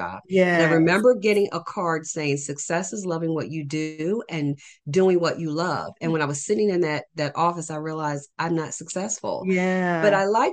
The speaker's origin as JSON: {"language": "English", "region": "New Jersey", "country": "United States", "said": "I am from New Jersey"}